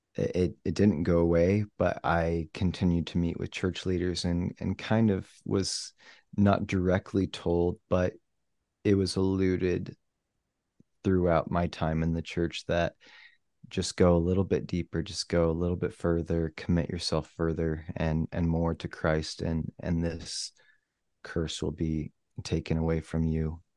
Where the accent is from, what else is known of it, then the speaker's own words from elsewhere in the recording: Missouri, United States; moved away; also born or lived in Provo, Utah / Kansas City; I moved from Utah back to my home state of Missouri